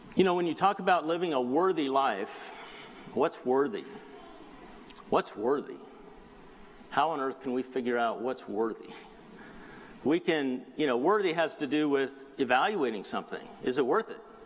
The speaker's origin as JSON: {"language": "English", "area": "South Bay", "region": "Southern California", "country": "United States", "tie": "born or raised there", "also_born_or_lived": "Colorado", "said": "I grew up here in the South Bay"}